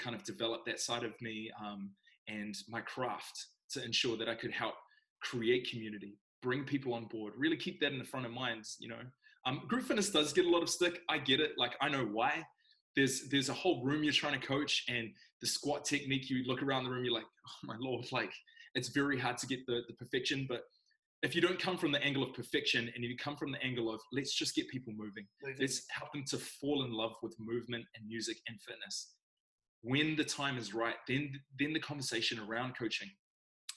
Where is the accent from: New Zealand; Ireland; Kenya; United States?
New Zealand; Wellington; I'm born and raised in Wellington